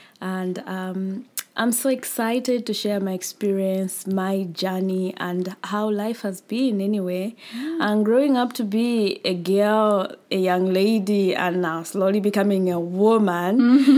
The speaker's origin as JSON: {"language": "English", "town": "Chipata", "region": "Eastern Province", "country": "Zambia", "tie": "born or raised there", "moved": "as an adult", "lives_now": "Mfuwe, Zambia", "said": "I was born and raised in Chipata, the next town, which is about 120 kilometers from Mfuwe."}